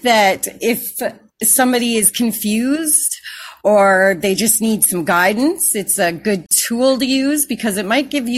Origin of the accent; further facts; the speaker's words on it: Canada; I'm from Canada